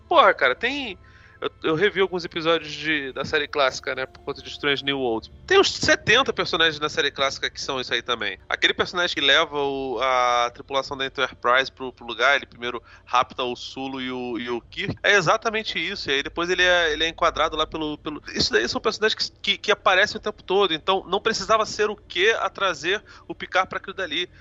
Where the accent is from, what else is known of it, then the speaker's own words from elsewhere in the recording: Brazil; eu sou, eu sou, brasileiro